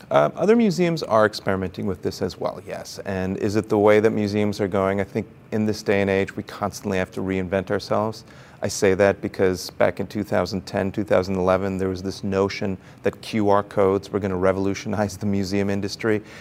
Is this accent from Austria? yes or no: yes; Austria; also born or lived in Brazil / Chile / United States / New York City; now in San Diego, United States; So my father was an international banker, and I grew up in Brazil, Chile, Austria, and the United States and then came to the United States for college.